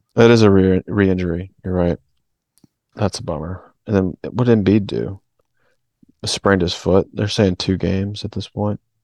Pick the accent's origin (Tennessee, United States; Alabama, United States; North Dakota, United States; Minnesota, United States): Alabama, United States; I was born in Alabama